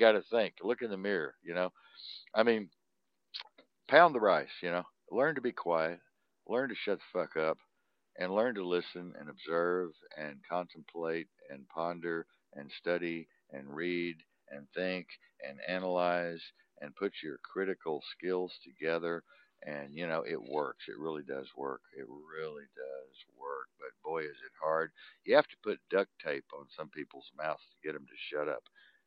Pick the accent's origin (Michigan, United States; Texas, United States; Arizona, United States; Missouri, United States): Texas, United States; I'm a Tex, about as Texan as it gets. You know, born in the ghetto, damn proud of it